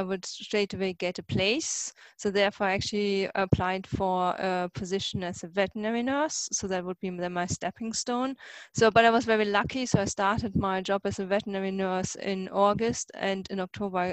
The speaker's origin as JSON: {"language": "English", "country": "Germany", "moved": "as an adult", "lives_now": "Scotland, United Kingdom", "said": "I'm originally actually from Germany, and I just came to Scotland in 2000"}